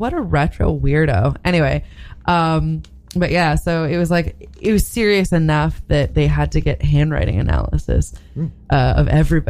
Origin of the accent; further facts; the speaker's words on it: Great Neck, New York, United States; Great Neck.